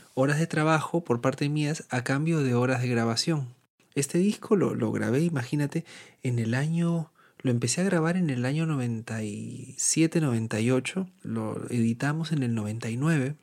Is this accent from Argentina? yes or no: no; Lima, Peru; moved away as an adult; now in Barcelona, Spain; yo nací en Lima, en la costa eh, peruana, la capital